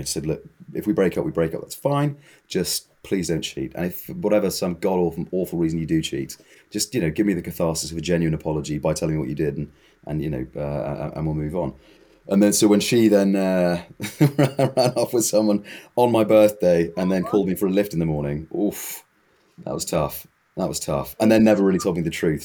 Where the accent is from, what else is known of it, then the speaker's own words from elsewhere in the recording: United Kingdom; I'm British.